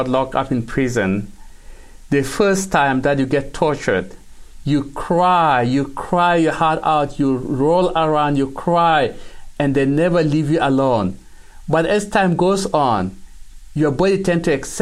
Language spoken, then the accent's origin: English; South Sudan; now in Canada; we grew up in South Sudan